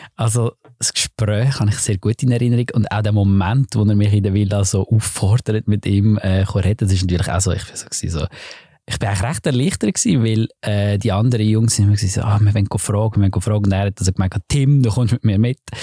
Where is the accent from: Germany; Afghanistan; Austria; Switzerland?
Switzerland; Lucerne; ich bin so ein bisschen als der äh, wirklich so als Schweizer eingestellt worden